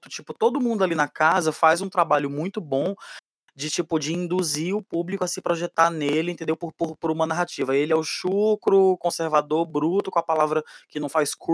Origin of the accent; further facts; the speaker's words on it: São Luís, Maranhão, Brazil; Eu sou de família paraibana e maranhense, eu fui criado no, no, no, em São Luís do Maranhão.